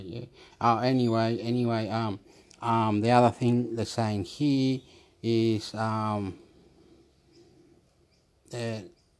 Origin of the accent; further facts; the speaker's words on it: Chile; also born or lived in Australia; I am Chilean. Soy chileno. I am Australian.